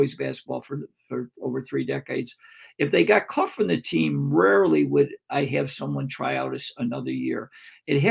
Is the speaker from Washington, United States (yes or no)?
no; Greece, New York, United States; my hometown of Greece, New York